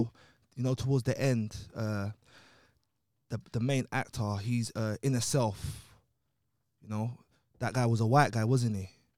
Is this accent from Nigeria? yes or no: yes; Nigeria; now in London, United Kingdom; because look, I'm from Nigeria to London, so it didn't really affect me.